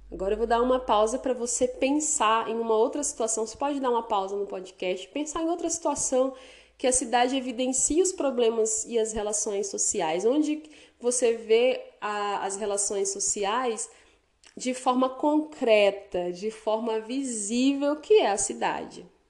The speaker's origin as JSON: {"language": "Portuguese", "town": "Porto Velho", "region": "Rondônia", "country": "Brazil", "tie": "born or raised there", "moved": "as an adult", "lives_now": "Vilhena, Brazil", "said": "a minha cidade natal que é Porto Velho"}